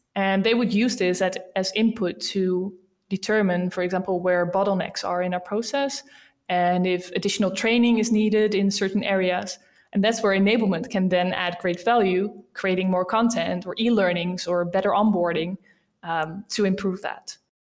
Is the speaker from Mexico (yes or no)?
no; Rotterdam, South Holland, Netherlands; accent: Dutch; English is a second language; I'm from the Netherlands, as you might have heard by my accent. Um, I'm from a beautiful city called Rotterdam